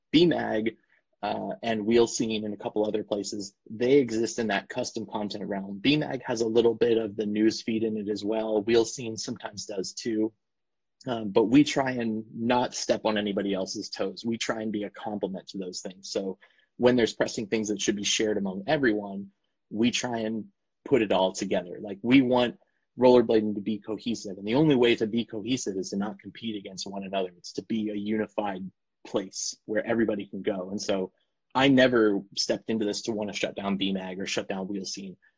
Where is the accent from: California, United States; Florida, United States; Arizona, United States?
Florida, United States; now in Portland, United States; I was born and raised actually in Florida